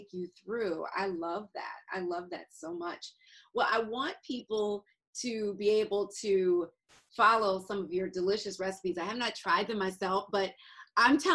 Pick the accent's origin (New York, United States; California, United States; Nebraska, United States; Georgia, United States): Georgia, United States; Atlanta; moved away; I'm from Atlanta, so my mother is there and my sister